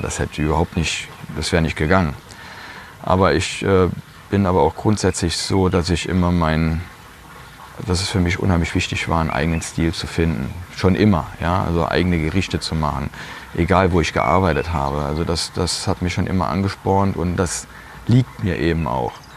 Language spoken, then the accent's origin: German; Piesport, Rhineland-Palatinate, Germany; Ich fühle mich auch richtig wohl hier